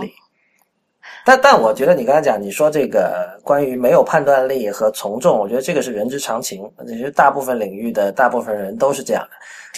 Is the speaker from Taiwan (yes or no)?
no; Guangdong, China; 我不算正宗广东人。但是我们从小在广东长大